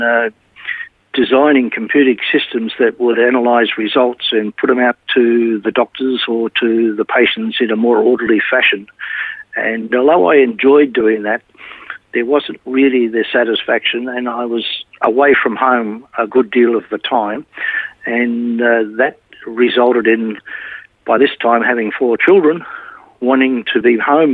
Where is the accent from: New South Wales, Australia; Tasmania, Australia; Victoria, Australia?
Victoria, Australia; Melbourne; I was born in Melbourne, in a little town called Heidelberg.